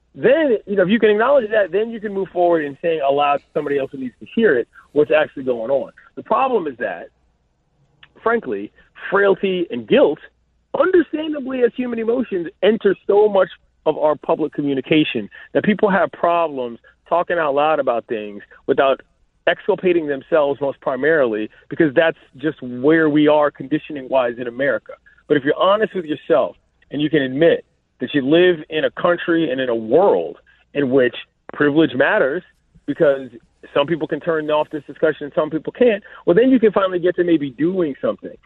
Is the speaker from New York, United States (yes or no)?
no; Washington, District of Columbia, United States; also born or lived in Los Angeles; my hometown